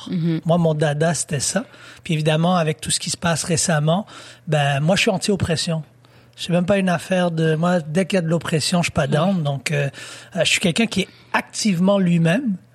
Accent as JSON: {"language": "French", "country": "Haiti", "said": "non, je suis haïtien et euh"}